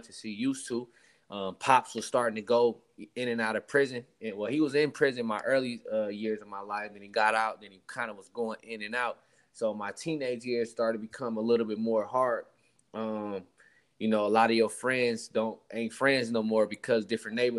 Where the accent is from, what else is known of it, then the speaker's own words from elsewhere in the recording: Richmond, California, United States; We all was born and raised in Richmond, California, mostly grew up in North Richmond, California